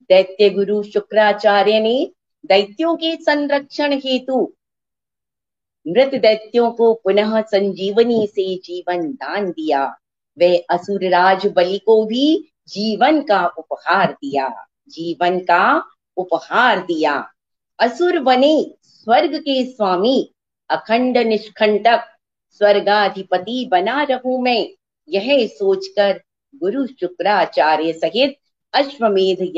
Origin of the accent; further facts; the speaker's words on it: Delhi, India; दिल्ली से हूँ